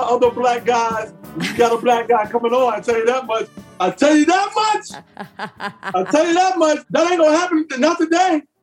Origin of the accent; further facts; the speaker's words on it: Mount Vernon, New York, United States; also born or lived in North Carolina; I'm from North Carolina. But I was five years old to New York, the projects in Mount Vernon